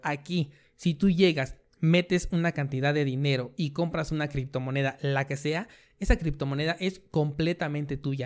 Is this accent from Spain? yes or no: no; Mexico; yo que soy de México